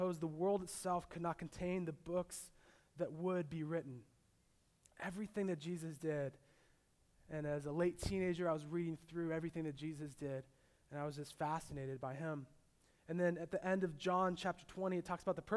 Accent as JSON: {"language": "English", "area": "Orange County", "region": "California", "country": "United States", "tie": "born or raised there", "lives_now": "San Diego, United States", "said": "I grew up in Orange County. I was born in San Diego"}